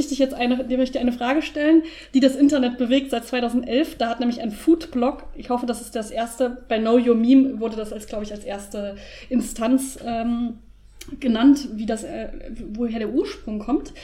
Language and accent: German; Germany; bei uns in Deutschland